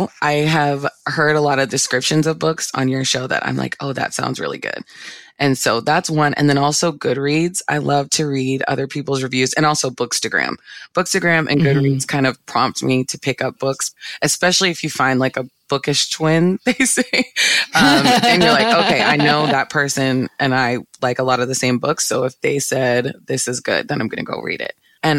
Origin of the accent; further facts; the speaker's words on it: Virginia, United States; I'm from Northern Virginia area.